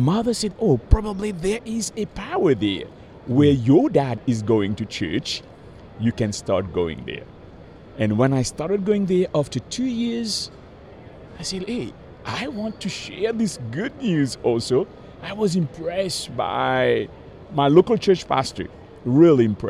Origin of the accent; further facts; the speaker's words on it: Mauritius; moved away; also born or lived in Madagascar; I was 7 years old, growing in the island of Mauritius, in the southern part of the Indian Ocean.